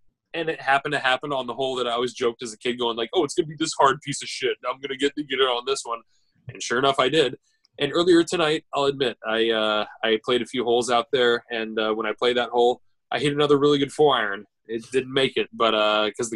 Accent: United States; us Americans

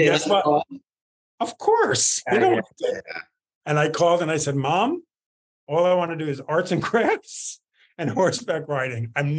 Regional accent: New York, United States; I grew up in New York

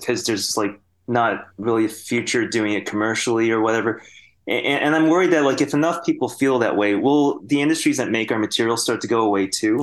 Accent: Sterling Heights, Michigan, United States; moved away; also born or lived in New Zealand; I grew up in Michigan

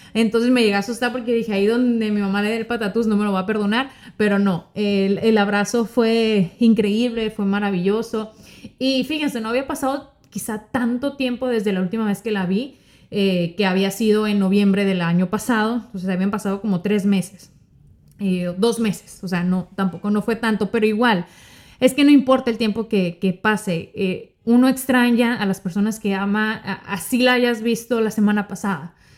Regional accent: Sonora, Mexico; moved away as an adult; now in Miami, United States; Yo soy mexicana, eh, yo soy norteña de Sonora

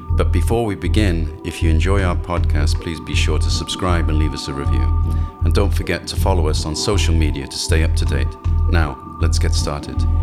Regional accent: Wales, United Kingdom; moved away; also born or lived in London; to come from Wales

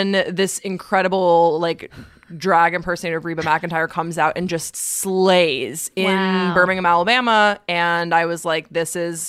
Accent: Waterloo, Walloon Region, Belgium; I grew up in Waterloo, Belgium. So I grew up overseas

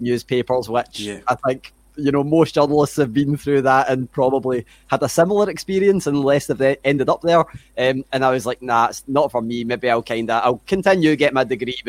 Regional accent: Glasgow, Scotland, United Kingdom; accent: Scottish; So I'm from Glasgow, you know, right in the middle of Scotland

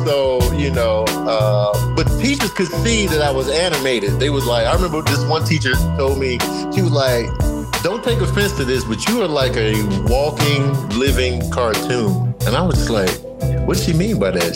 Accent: Chicago, Illinois, United States; I grew up in Chicago and Chicago, my experience is south side of Chicago

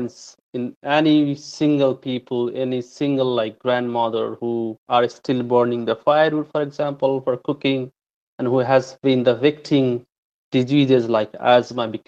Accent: Nepal; moved away as an adult; now in Canada; I'm from Nepal. I was born in a rural hilly region in Nepal

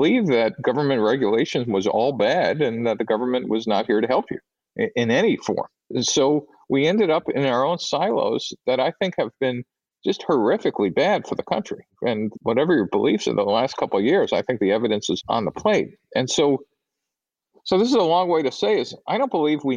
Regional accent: New York City, New York, United States; moved away as an adult; I grew up in New York City in a pretty narrow ethnic ghetto

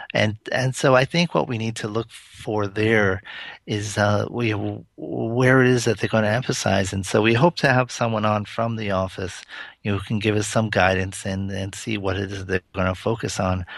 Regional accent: Providence, Rhode Island, United States; I grew up in Providence

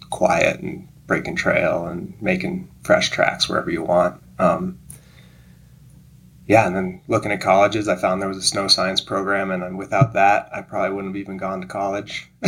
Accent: Gold Hill, Colorado, United States; moved away; also born or lived in Montana; Yeah, well, I grew up in Colorado on the Front Range uh, in a little town called Gold Hill, just outside of Boulder.

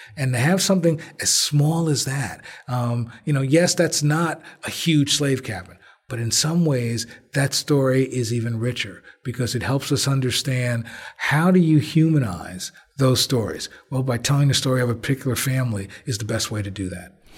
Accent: Belleville, New Jersey, United States; also born or lived in Newark, New Jersey; I was born in Presbyterian Hospital, lived on Jelliff Avenue until I was five, and then we moved to Belleville.

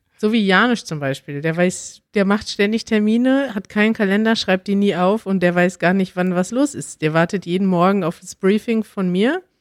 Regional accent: Germany; als Deutsche

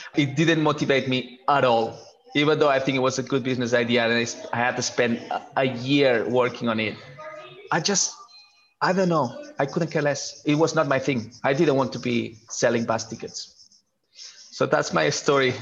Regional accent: Barcelona, Catalonia, Spain; moved away; I'm from Barcelona originally

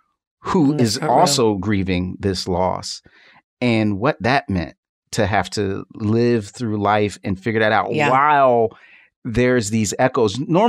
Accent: Philadelphia, Pennsylvania, United States; I'm from Philly. North Philly still has burnt out buildings that date back to 1968 as a reaction of the King assassination.

